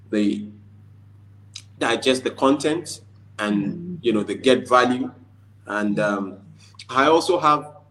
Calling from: Lagos, Nigeria; I'm speaking from Lagos, Nigeria.

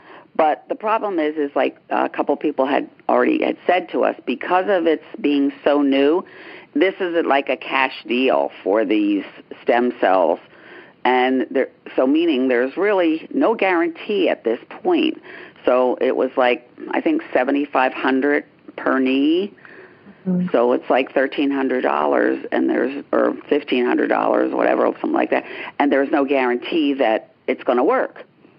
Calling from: Pennsylvania, United States

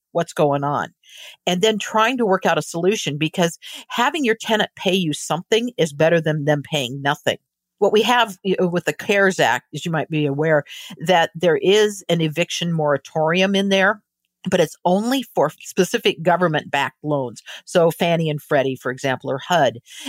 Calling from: Baja California, Mexico; Well, I'm calling in right now from Baja California. We're about an hour south of the border.

